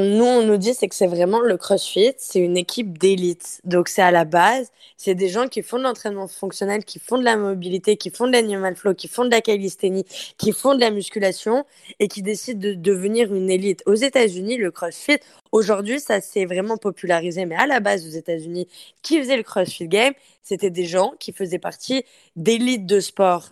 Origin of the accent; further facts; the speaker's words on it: France; accent: French; moved away as an adult; now in Montreal, Canada; Je suis une Française. J'ai fait mes études au Canada et ça fait maintenant sept ans que je vis à Montréal